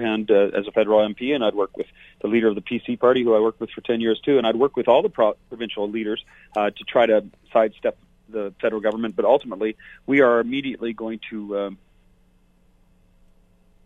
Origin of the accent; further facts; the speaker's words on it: Fort McMurray, Alberta, Canada; This is my home. It's been my home for over 50 years. I'm from Fort McMurray